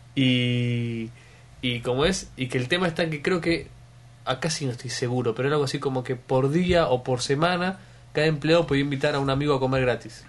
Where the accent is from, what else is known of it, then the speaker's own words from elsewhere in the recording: Argentina; Yo soy argentino